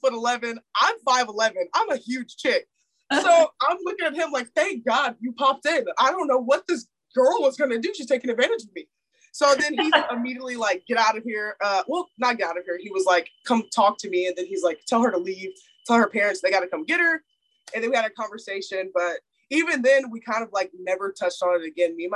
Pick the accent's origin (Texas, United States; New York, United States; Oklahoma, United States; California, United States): Texas, United States; Houston; moved away as an adult; my hometown in Houston